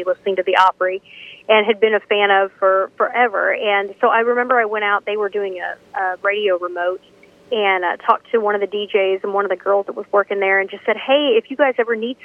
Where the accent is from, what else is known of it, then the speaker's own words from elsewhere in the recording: Missouri, United States; moved away as an adult; now in Nashville, United States; I'm from Missouri, so, you know, that Midwestern thing